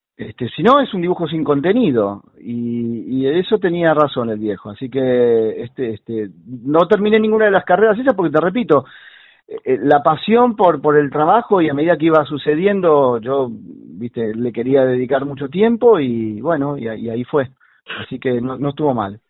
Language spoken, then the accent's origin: Spanish; Buenos Aires, Argentina; soy porteño, pero luego tengo, este, me mudo con, con mis padres hacia la zona del oeste, entrada antes de la adolescencia